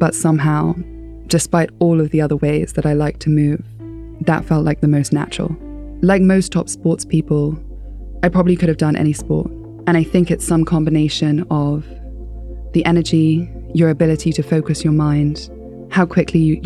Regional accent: Nairobi, Kenya; moved away; also born or lived in South Africa / United Kingdom; I was maybe 7 or 8 and growing up in Nairobi

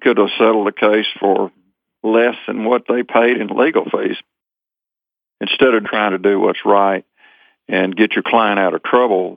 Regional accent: Rockwall, Texas, United States; my hometown of Rockwall, Texas

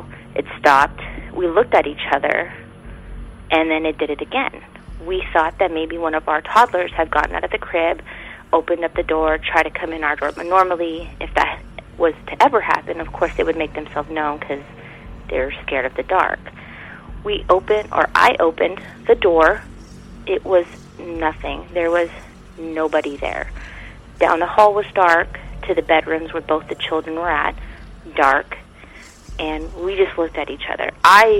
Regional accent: California, United States; I'm originally from California, but I'm a dependent of a military member in the service, so I move around a lot.

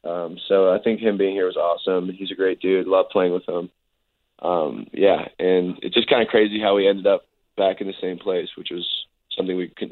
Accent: Canada; also born or lived in Minnesota / California; I'm a Canadian, Minnesotan, Californian.

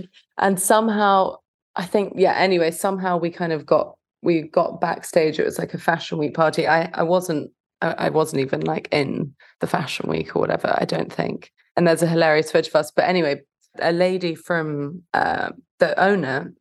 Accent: London, United Kingdom; moved away as an adult; also born or lived in West Hollywood, Los Angeles; now in Los Angeles, United States; I'm from London

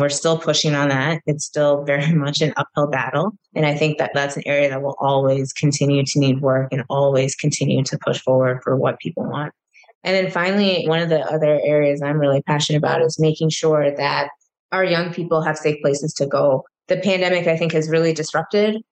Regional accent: Minnesota, United States; moved away as an adult; when I then moved back to my home state

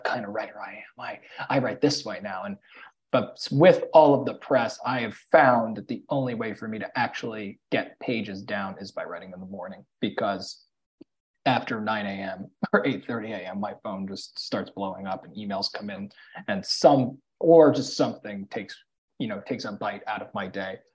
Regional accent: New York City, New York, United States; I grew up in New York City

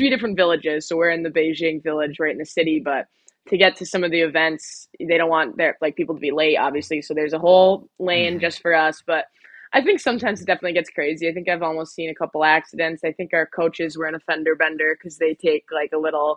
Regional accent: Sault Ste. Marie, Michigan, United States; born or raised there

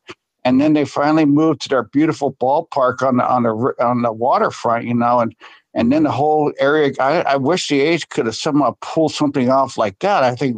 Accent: Bay Area, California, United States; I grew up in the Bay Area

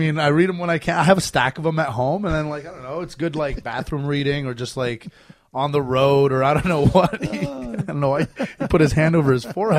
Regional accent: Canada; now in United States; but you live in America, as do I, a Canadian living in America.

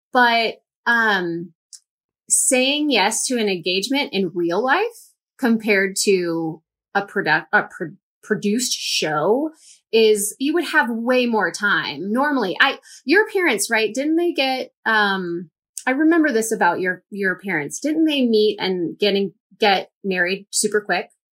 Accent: St. Louis, Missouri, United States; we went to my hometown

